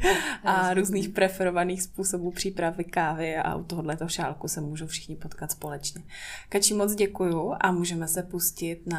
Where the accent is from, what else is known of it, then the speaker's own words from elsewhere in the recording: Prague, Czechia; moved away as an adult; now in Brno, Czech Republic; Já jsem v Praze žila 20 let